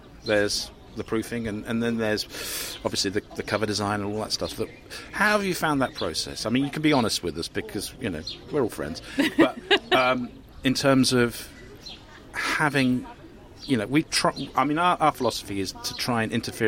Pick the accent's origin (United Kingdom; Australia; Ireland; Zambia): United Kingdom; Cambridge, East of England; in my neck of the woods when I grew up in Cambridge